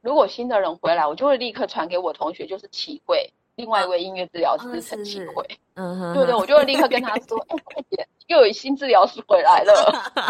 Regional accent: Kaohsiung, Taiwan; moved away as an adult; now in Hsinchu, Taiwan; 我是高雄人。

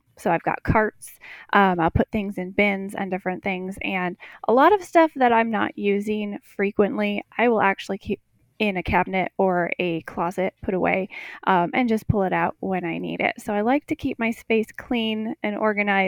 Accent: Wisconsin, United States; moved away as an adult; I grew up in Wisconsin, milked cows, did all of that, took care of all of the animals

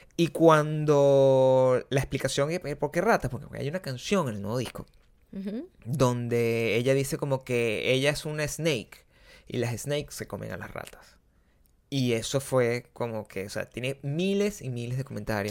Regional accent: Margarita, Nueva Esparta, Venezuela; moved away as an adult; now in Santa Monica, United States; las cosas que pasaban en Margarita, en, mi pueblo.

